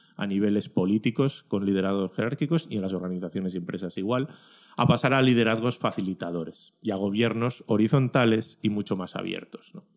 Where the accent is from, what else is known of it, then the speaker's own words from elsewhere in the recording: Ollávarre, Basque Country, Spain; mi pueblo, de Ollavarre.